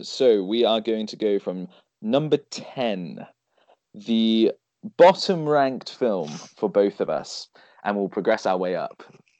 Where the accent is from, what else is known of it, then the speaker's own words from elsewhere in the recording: Evesham, West Midlands, United Kingdom; also born or lived in Birmingham; Evesham, my hometown